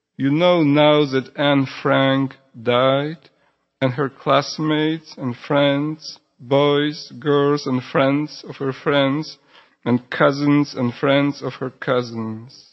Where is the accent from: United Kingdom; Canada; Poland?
Poland; first language Polish; English is a second language; moved away; also born or lived in Houston